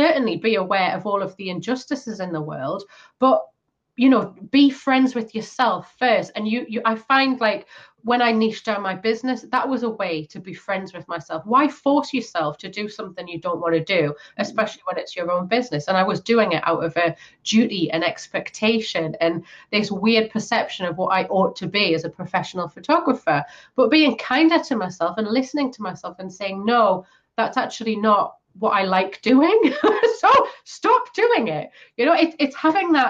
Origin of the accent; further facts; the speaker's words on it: Newcastle upon Tyne, North East England, United Kingdom; In my hometown